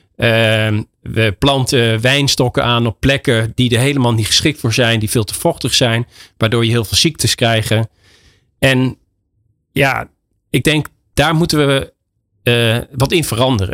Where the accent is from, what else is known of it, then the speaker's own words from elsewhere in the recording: Netherlands; moved away as an adult; now in Spain; wij als Nederlander om bekend staan, is de, de Nederlandse mentaliteit